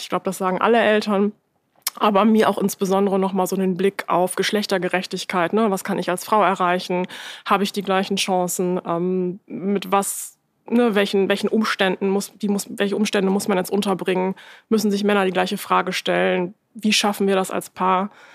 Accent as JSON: {"language": "German", "region": "Lower Saxony", "country": "Germany", "tie": "born or raised there", "said": "Ich bin in einer Kleinstadt in Niedersachsen aufgewachsen."}